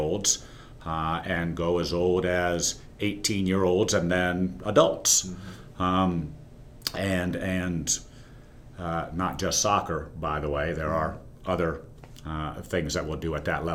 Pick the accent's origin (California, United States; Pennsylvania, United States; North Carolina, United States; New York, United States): North Carolina, United States; Greensboro; also born or lived in Blacksburg, Virginia; I grew up in Greensboro and played back when UNCG was winning Division III national championships